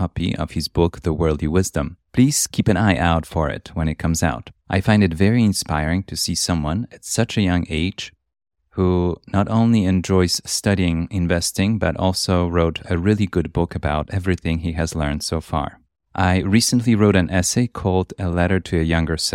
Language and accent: English; Poland; moved away; also born or lived in Europe; I was born in Poland, and then I went to schools around Europe